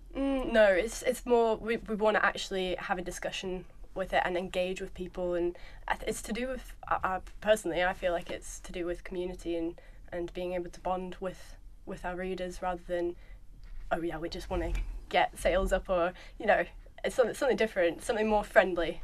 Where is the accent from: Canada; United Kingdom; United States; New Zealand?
New Zealand; moved away; I'm a Kiwi